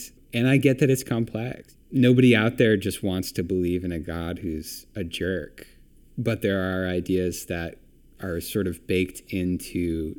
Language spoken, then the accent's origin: English; United States; being an American, it's all baked into our American culture